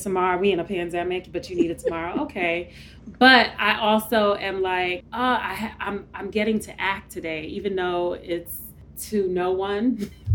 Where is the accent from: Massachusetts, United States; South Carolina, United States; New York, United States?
New York, United States; New York City; first generation of Caribbean parents growing up in East New York, Brooklyn